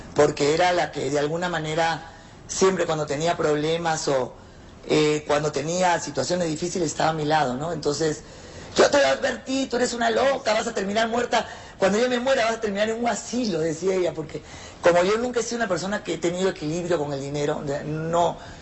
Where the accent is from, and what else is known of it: Peru; moved away as an adult; now in Mexico